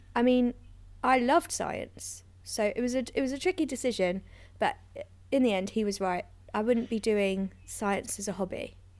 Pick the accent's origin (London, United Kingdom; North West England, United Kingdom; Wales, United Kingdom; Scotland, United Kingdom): London, United Kingdom; I grew up in London, just in North London there